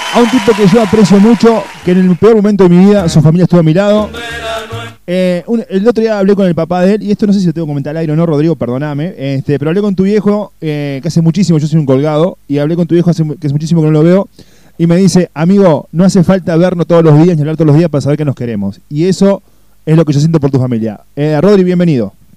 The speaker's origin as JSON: {"language": "Spanish", "country": "Uruguay", "moved": "yes", "lives_now": "Córdoba, Argentina", "said": "yo soy uruguayo me siento cordobés"}